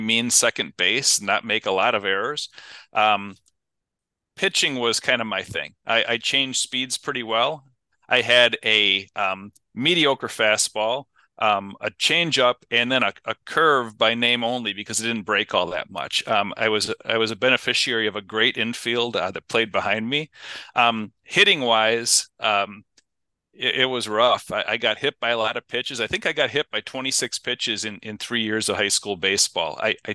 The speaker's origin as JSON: {"language": "English", "town": "Kenosha", "region": "Wisconsin", "country": "United States", "tie": "born or raised there", "said": "I'm originally from Kenosha, Southside kid. Grew up there"}